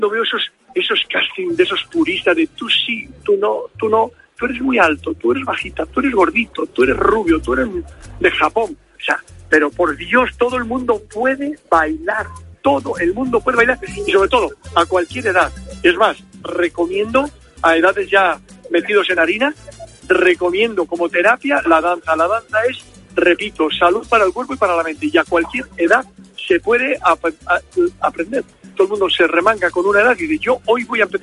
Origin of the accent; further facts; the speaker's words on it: Cantabria, Spain